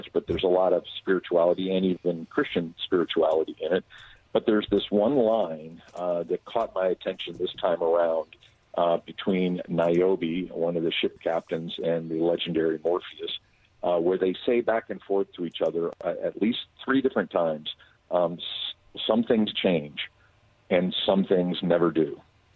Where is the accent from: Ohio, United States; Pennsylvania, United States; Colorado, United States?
Pennsylvania, United States; Philadelphia; moved away; growing up in Philadelphia